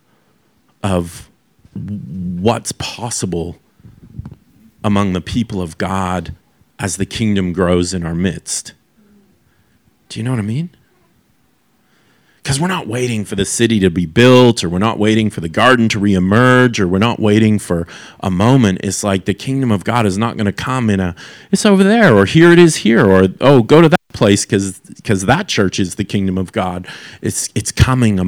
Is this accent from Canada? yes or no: yes; Canada; as a young person who was growing up in Canada